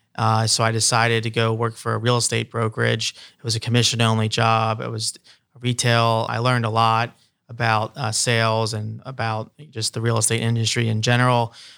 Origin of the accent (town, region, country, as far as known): Columbus, Ohio, United States; also born or lived in Los Angeles